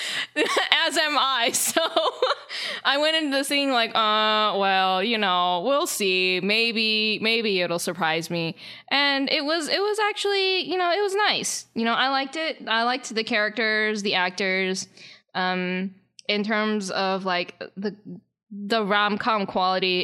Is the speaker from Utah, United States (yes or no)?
no; Charlotte, North Carolina, United States; moved away; Charlotte is, uh, kinda like my hometown, or it's at least where I lived before here.